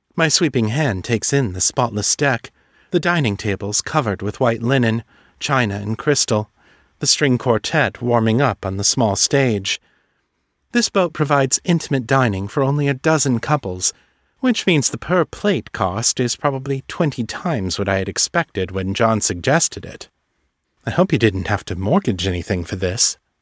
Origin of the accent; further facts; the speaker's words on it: San Francisco, California, United States; my hometown of San Francisco